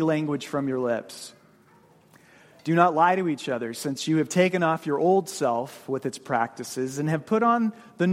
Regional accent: United States; we as American Christians

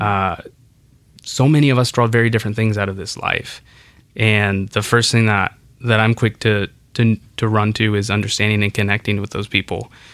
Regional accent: Kansas City, Kansas, United States; English is a second language; also born or lived in Santa Ana; Growing up in Santa Ana, in Kansas City, in the suburbs of Kansas City

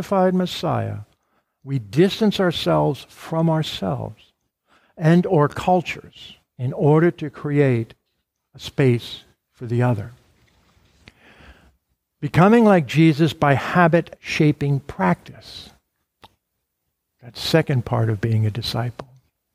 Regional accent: Arlington, Virginia, United States; I grew up here in Arlington

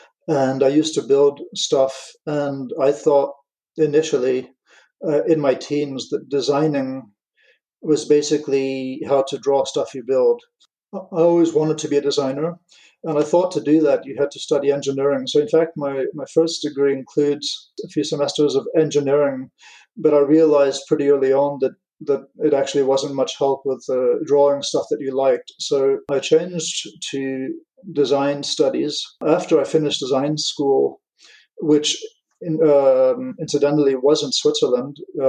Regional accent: England, United Kingdom; also born or lived in United States / France; my parents are American. I grew up in England, and so I've been called Guy since... I'm not going to mention dates, but quite a long time now. And when we moved to France

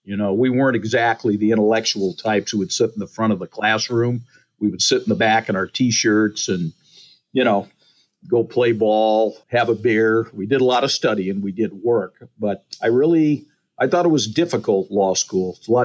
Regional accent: Fremont, California, United States; also born or lived in Muskegon, Michigan; I was raised here. It was by happenstance. I was born back there.

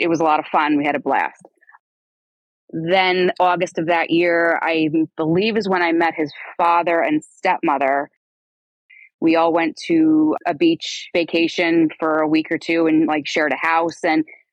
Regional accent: New Jersey, United States; I'm from New Jersey

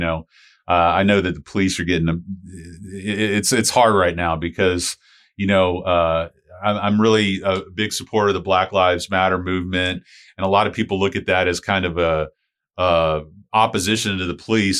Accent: St. Petersburg, Florida, United States; Chris and I grew up over in Saint Pete

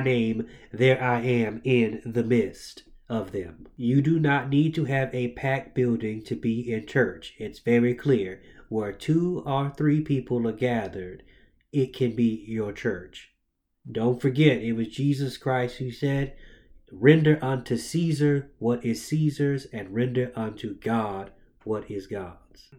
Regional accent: Jacksonville, Florida, United States; I am from Jacksonville, Florida, and I was raised in the church.

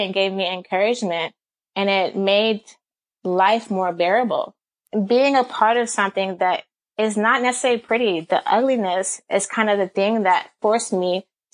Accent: Atlanta, Georgia, United States; I grew up in Atlanta, Georgia.

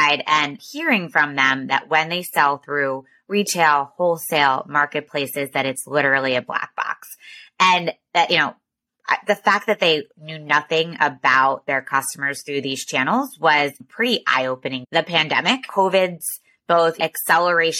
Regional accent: outside of Philadelphia, New Jersey, United States; I am from New Jersey, outside of Philadelphia, went to Georgetown undergrad

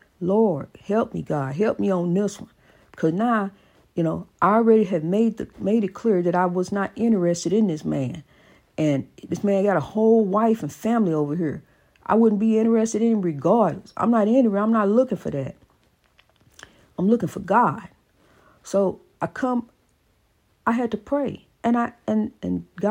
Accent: East St. Louis, Illinois, United States; my hometown of East St. Louis

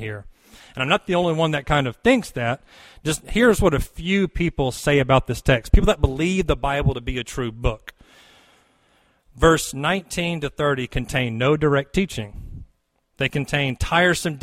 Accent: near Fort Rucker, Lower Alabama, United States; I grew up in Lower Alabama near Fort Rucker

